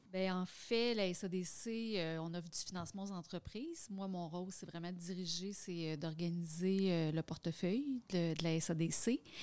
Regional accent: Quebec, Canada; travailler dans ma région, ma région natale

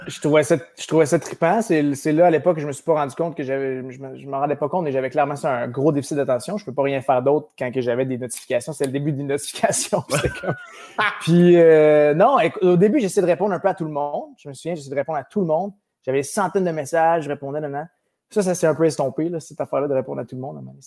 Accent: Sherbrooke, Quebec, Canada; Je suis né à Sherbrooke même, Sherbrooke, à Florimont

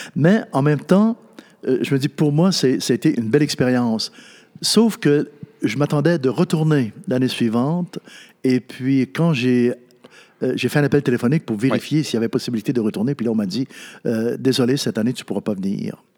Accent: Natashquan, Quebec, Canada; moved away; also born or lived in Ottawa; je venais de Natashquan

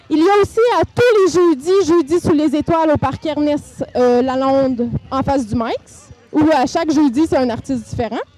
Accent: Témiscamingue, Quebec, Canada; je me dirige vers mon coin de pays, le Témiscamingue.

